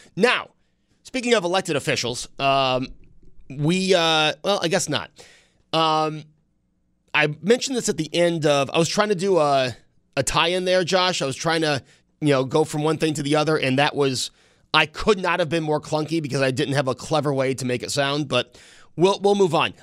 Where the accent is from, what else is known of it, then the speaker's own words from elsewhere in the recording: Amherst, New York, United States; also born or lived in Williamsville, New York; I grew up in the Snyder part of Amherst. Now I'm living closer to the Clarence part of Amherst in Williamsville.